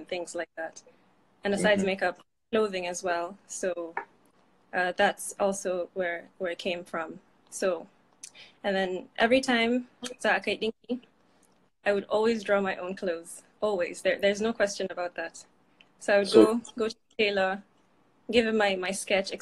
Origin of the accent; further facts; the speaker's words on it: Abuja, Federal Capital Territory, Nigeria; moved away as an adult; also born or lived in Maiduguri / Katsina; now in Berlin, Germany; I am Kanuri from Maiduguri, but I grew up in Abuja.